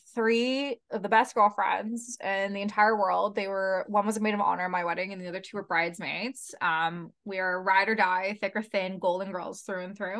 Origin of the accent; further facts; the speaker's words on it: London, Ontario, Canada; I was born in London, Ontario